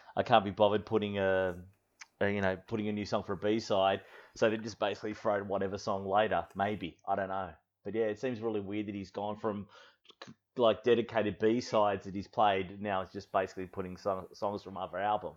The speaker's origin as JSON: {"language": "English", "country": "Australia", "tie": "born or raised there"}